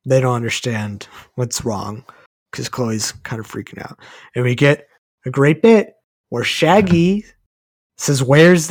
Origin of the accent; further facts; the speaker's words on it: Texas, United States; I'm from Texas. Not a lot of opportunities to go snowboarding in Texas.